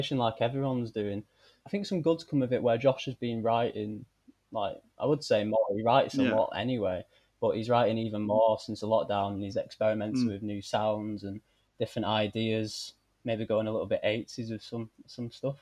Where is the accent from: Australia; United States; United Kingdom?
United Kingdom; Bolton, North West England; also born or lived in Salford; now in Manchester, United Kingdom; I'm from Bolton